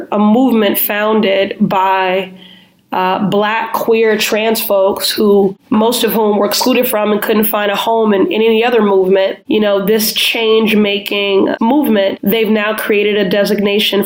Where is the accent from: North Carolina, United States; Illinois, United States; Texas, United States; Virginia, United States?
Illinois, United States; Chicago; now in Boston, United States; I'm originally from Chicago